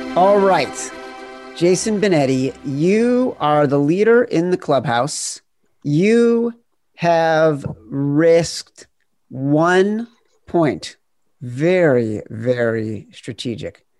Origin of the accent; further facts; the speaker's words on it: Chicago, Illinois, United States; in Rogers Park, which is on the north side of Chicago, not very far from you know from Wrigley. So we were obviously Cubs fans growing up